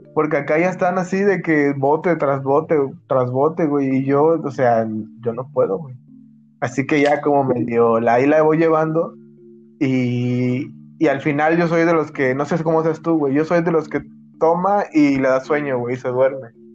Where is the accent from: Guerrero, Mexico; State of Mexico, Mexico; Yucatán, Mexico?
Guerrero, Mexico; Acapulco; accent: tono de Acapulco de la costa; Somos más el centro de Acapulco, güey, por donde vivimos.